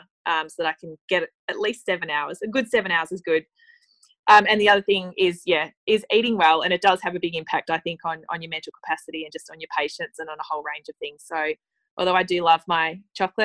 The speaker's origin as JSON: {"language": "English", "region": "Tasmania", "country": "Australia", "tie": "born or raised there", "also_born_or_lived": "London", "moved": "as an adult", "lives_now": "Melbourne, Australia", "said": "I grew up in Tasmania, which was absolutely beautiful, but moved to Melbourne when I was 18 to study at university"}